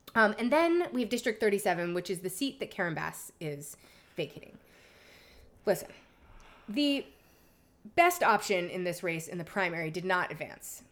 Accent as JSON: {"language": "English", "town": "New York City", "region": "New York", "country": "United States", "moved": "yes", "lives_now": "Los Angeles, United States", "said": "I am literally from Lower Manhattan."}